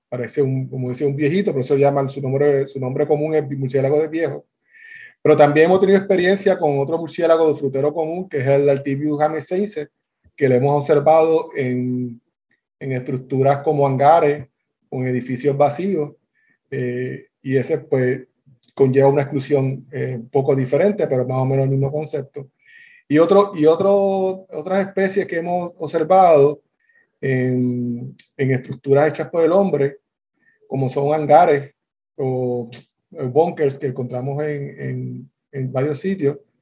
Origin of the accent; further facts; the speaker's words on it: Bayamón, Puerto Rico; yo soy de Bayamón, Bayamón, Puerto Rico